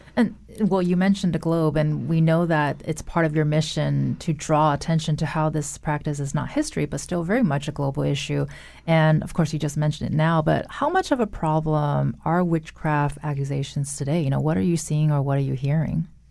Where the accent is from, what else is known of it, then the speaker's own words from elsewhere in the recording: West Coast, United States; moved away; I'm from the West Coast